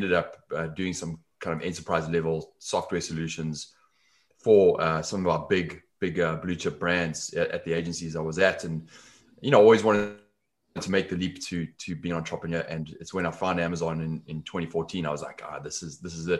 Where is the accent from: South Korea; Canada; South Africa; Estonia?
South Africa; Johannesburg, Gauteng; accent: South African; moved away as an adult; also born or lived in London; now in Los Angeles, United States; The accent is South African originally. So I'm from South Africa, grew up in Johannesburg, left there in my 20s